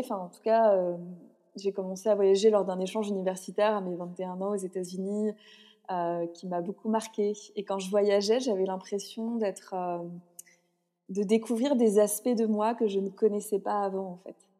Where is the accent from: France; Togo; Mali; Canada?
France; je suis née en France